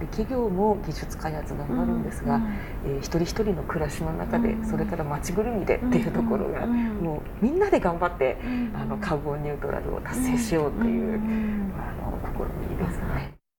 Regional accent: Japan; 日本人だから

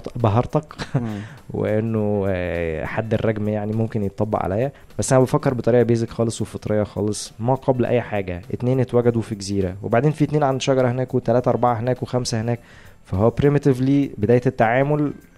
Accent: Egypt; احنا بما ان احنا مصريين

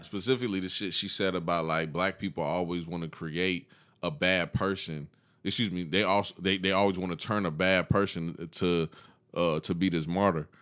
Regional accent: the South, United States; we grew up in the South

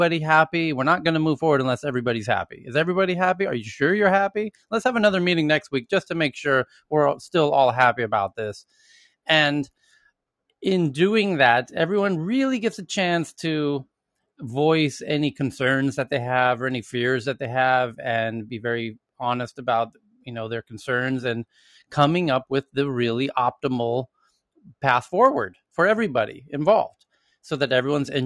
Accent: United States; moved away as an adult; now in Sweden; as an American working in Sweden, as I have now for nearly a decade

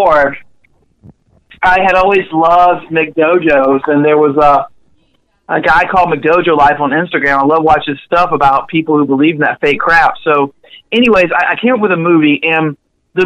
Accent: Panama City, Florida, United States; also born or lived in Jackson, Mississippi; my hometown of Panama City

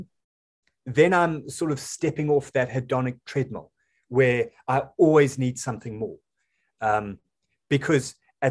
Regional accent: South Africa; I'm a South African

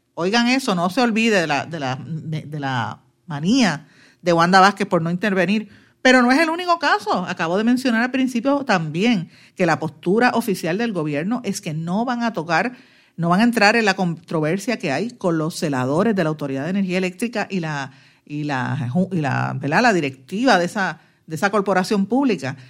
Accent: Puerto Rico; Yo vivo orgullosa de ser puertorriqueña

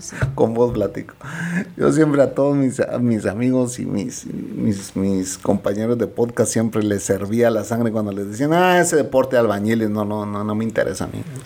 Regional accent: Guatemala; los guatemaltecos somos chapines y chapinas

